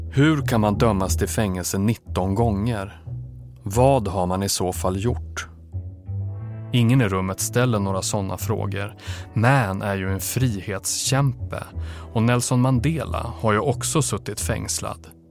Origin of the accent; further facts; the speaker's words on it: Umeå, Västerbotten County, Sweden; jag växte upp i Umeå